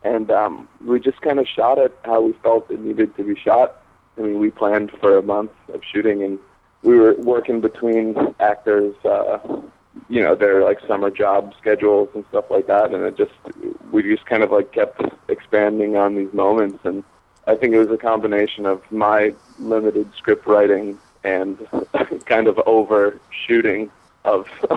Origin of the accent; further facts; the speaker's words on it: Fort Lauderdale, Florida, United States; I grew up in South Florida originally, Fort Lauderdale